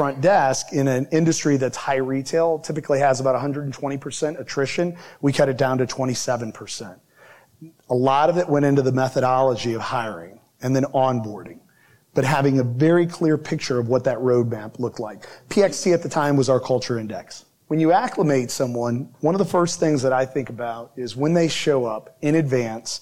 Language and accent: English; Midwest, United States; I'm from the Midwest